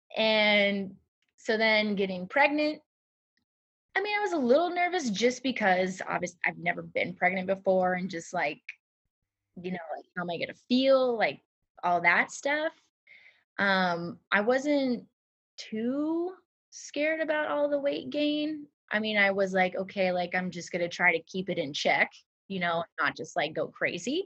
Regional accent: Nebraska, United States; moved away as an adult; now in Harlem, United States; I'm from Nebraska

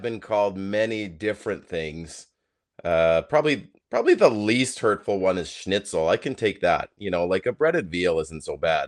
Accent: Canada; I know we're Canadian, and that's where our heart is

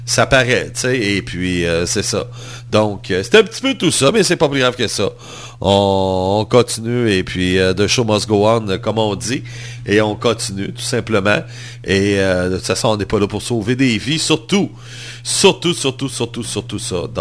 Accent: Montreal, Quebec, Canada; Je suis montréalais.

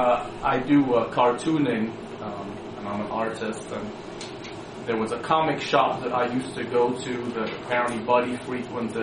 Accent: England, United Kingdom; I was born in England

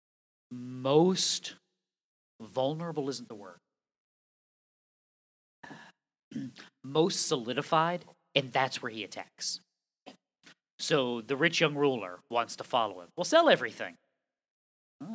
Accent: New England, United States; I was born in New England. I have many still New England sensibilities

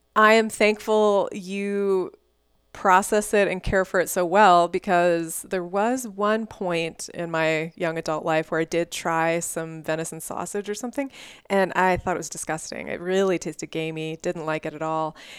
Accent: Houston, Texas, United States; also born or lived in Dallas; growing up in Texas, I mean, I grew up in a suburb of Houston.

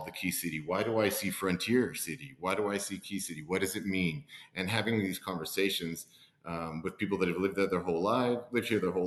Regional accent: McAllen, Texas, United States; now in Abilene, United States; I'm born and raised in McAllen, Texas, which is deep South Texas in the Rio Grande Valley

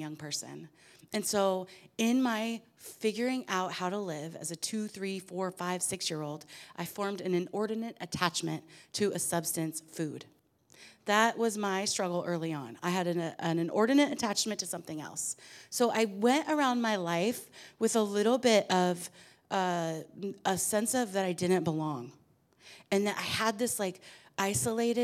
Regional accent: Portland, Oregon, United States; I was raised in Portland, Oregon, in the middle of three girls to a pipe fitter and a seamstress

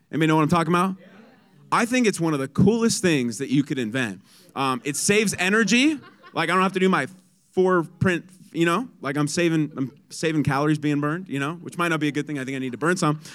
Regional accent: San Diego, California, United States; I'm from San Diego. It's sunny, seventy-five

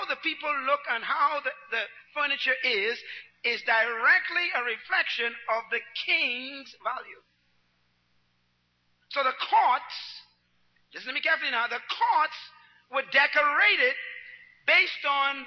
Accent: Nassau, New Providence, Bahamas; I was born in Baintown

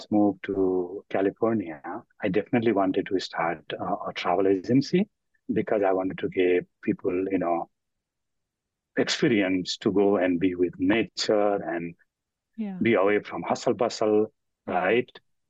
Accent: Nepal; moved away as an adult; now in United States; even though I was born in Nepal, but I am very much connected to India.

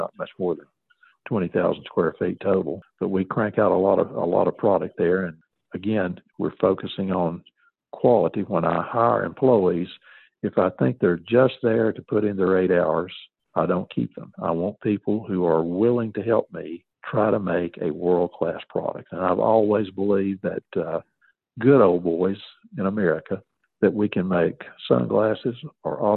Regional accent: Scott County, Virginia, United States; now in East Tennessee, United States; I was from Scott County.

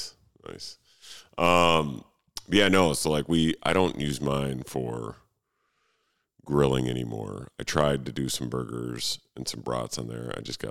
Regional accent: Minnesota, United States; growing up in Minnesota

